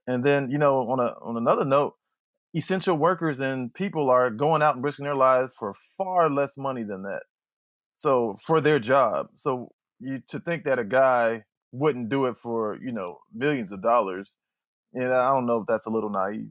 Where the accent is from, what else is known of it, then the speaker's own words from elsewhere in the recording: Youngstown, Ohio, United States; I'm from Youngstown, Ohio, and Youngstown is, is a football town. It's the Steel City, kinda de-, declined Steel City, so everything we had was based around football. Friday nights was, was everything. So growing up with that environment